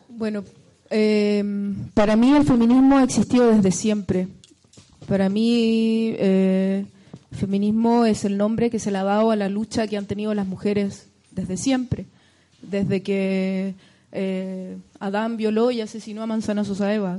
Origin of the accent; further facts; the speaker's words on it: Chile; moved away; estar lejos de Chile